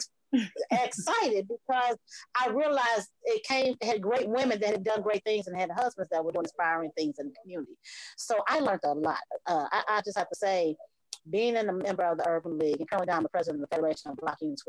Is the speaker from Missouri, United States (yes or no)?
yes; St. Louis, Missouri, United States; moved away as an adult; also born or lived in Atlanta, Georgia; my hometown of St. Louis